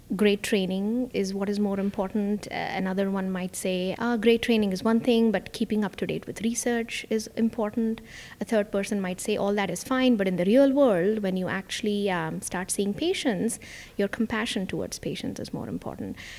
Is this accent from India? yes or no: yes; India; moved away as an adult; also born or lived in New York / Miami; now in Orlando, United States; I actually was born and raised in India, and that's where most of my family still is